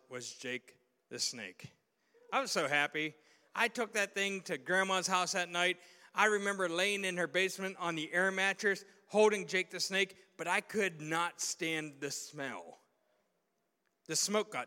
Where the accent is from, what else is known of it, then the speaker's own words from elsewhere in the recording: Southwest Pennsylvania, United States; I can remember being 13 years of age, growing up in Southwest Pennsylvania. I mean, we were hicks.